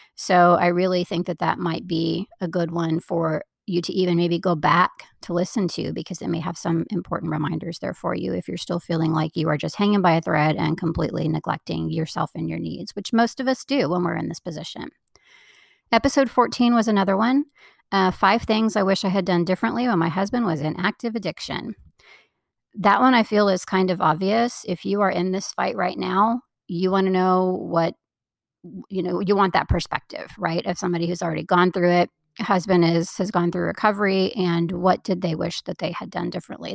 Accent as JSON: {"language": "English", "region": "Florida", "country": "United States", "tie": "born or raised there", "moved": "yes", "said": "I grew up in Florida"}